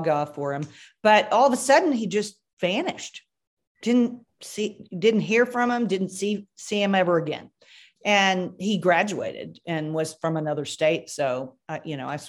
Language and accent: English; Kentucky, United States; now in Texas, United States; I'm from Kentucky